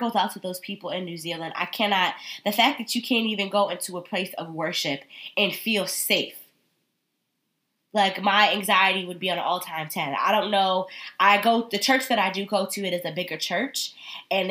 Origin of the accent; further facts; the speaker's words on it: Connecticut, United States; I am from Connecticut